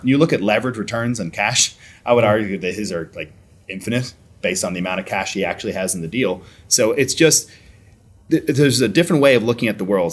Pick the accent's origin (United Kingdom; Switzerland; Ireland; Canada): Ireland; born or raised there; moved away as an adult; now in United States